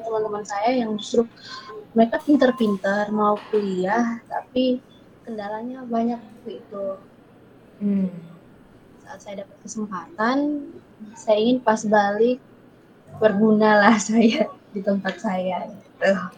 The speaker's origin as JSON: {"language": "Indonesian", "town": "Maumere", "region": "East Nusa Tenggara", "country": "Indonesia", "tie": "born or raised there", "also_born_or_lived": "Surabaya", "moved": "as an adult", "said": "saya pilihnya waktu itu di uh, salah satu media lokal di Maumere"}